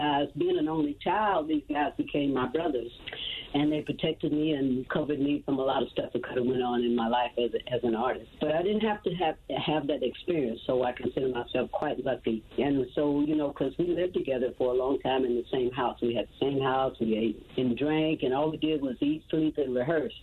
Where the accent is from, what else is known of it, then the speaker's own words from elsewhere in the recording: the South, United States; now in Atlanta, United States; As a Southerner, I cook vegetarian Southern style.